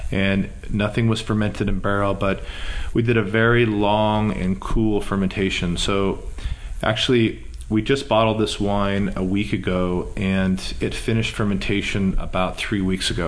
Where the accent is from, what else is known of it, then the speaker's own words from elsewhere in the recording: Walla Walla, Washington, United States; I was born and raised in Walla Walla